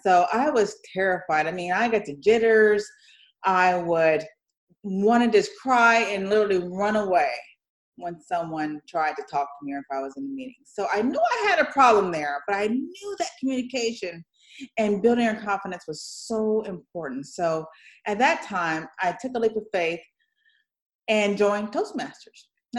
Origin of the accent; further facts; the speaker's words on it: Detroit, Michigan, United States; born there; I was born in Michigan, actually, in Detroit, Michigan.